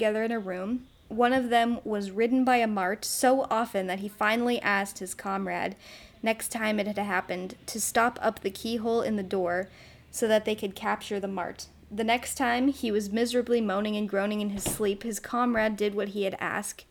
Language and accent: English; United States; accent: American; my American accent